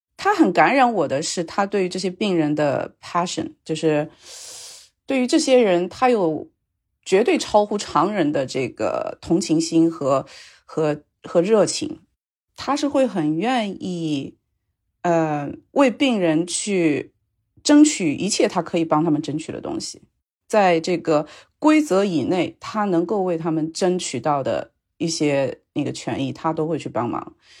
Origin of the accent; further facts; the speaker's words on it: China; also born or lived in Louisiana, United States; now in Seattle, United States; 我们中国人